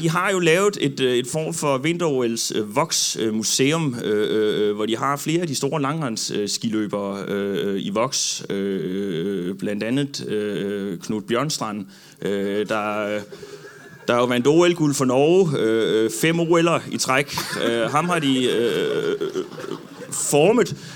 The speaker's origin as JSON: {"language": "Danish", "town": "Odense", "region": "Southern Denmark", "country": "Denmark", "said": "Ja, altså jeg, jeg kommer jo fra, øh, hvad hedder det, jeg kommer fra Odense"}